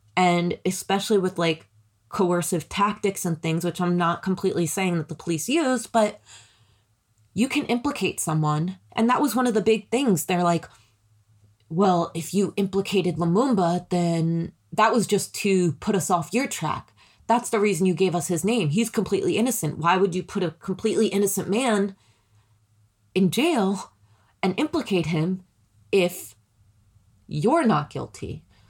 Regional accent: United States; I'm American

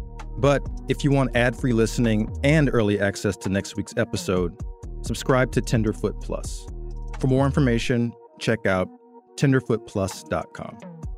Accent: Atlanta, Georgia, United States; for me, Atlanta is my hometown. It's where I grew up.

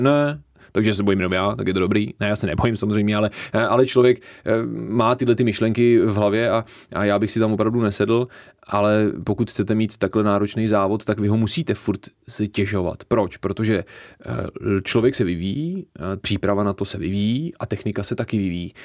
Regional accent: Bohemia, Czechia; tady vůbec u nás v Čechách

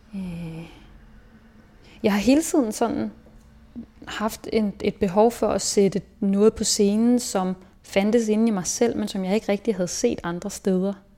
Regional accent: Hillerød, Capital Region of Denmark, Denmark; also born or lived in Berlin; jeg er vokset op i Hillerød, som ligger nord for, nord for København

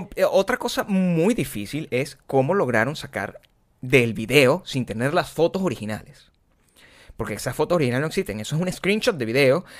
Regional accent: Venezuela; moved away; yo vengo de Venezuela.

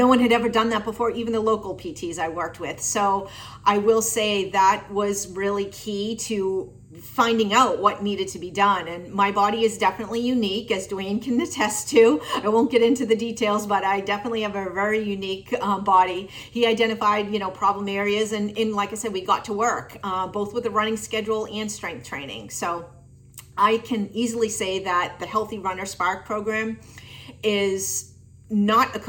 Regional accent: Tewksbury, Massachusetts, United States; I am from Tewksbury, Massachusetts.

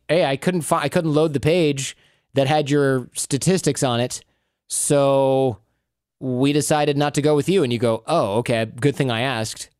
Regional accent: Michigan, United States; when I grew up in Michigan

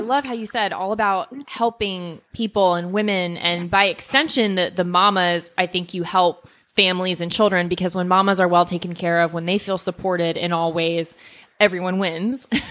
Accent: Weston, Florida, United States; my hometown of Weston, Florida

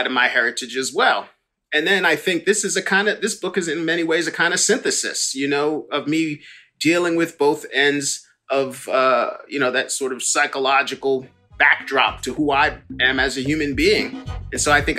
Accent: New York, United States; growing up in New York

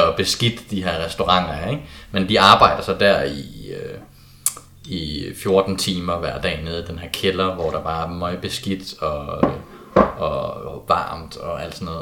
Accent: Kolding, Southern Denmark, Denmark; jeg kommer fra Kolding.

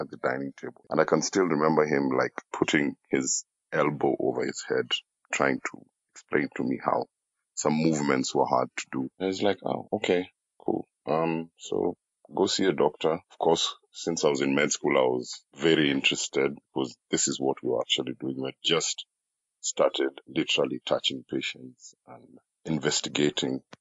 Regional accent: Nairobi, Kenya; I come from Nairobi, Kenya

